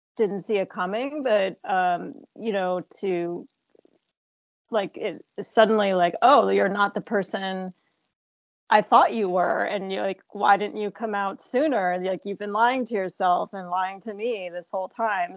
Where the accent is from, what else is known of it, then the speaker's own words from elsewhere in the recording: New Jersey, United States; I uh, grew up in New Jersey, um, but very close to New York City